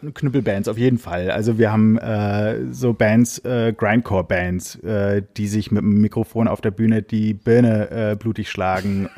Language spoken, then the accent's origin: German; Giessen, Hesse, Germany; moved away; ich habe selber damals in der Heimat in Gießen, ich komme aus Gießen in Hessen